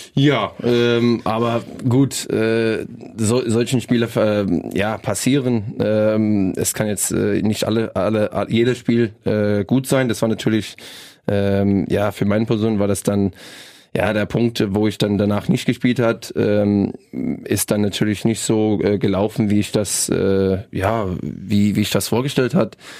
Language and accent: German; British Columbia, Canada; German is a second language; moved away as an adult; now in Rostock, Germany; bei uns, äh, bei meiner, in meiner Heimat